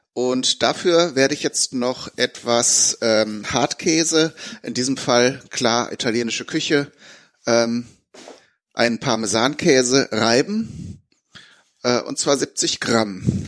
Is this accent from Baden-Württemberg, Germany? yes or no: no; Bünde, North Rhine-Westphalia, Germany; in meiner Heimatstadt in Bünde